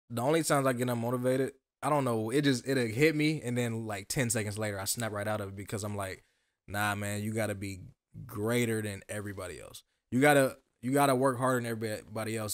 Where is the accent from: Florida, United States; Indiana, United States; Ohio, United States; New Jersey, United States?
Ohio, United States; Dayton; born and raised in Dayton, um, uptown Jefferson, to be exact